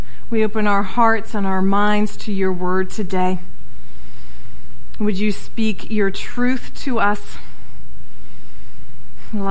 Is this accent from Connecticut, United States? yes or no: yes; Connecticut, United States; moved away; I'm from Connecticut